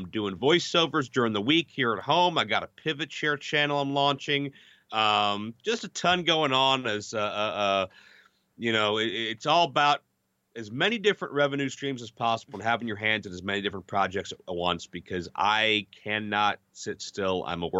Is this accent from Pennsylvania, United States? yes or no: yes; Pittsburgh, Pennsylvania, United States; my hometown of Pittsburgh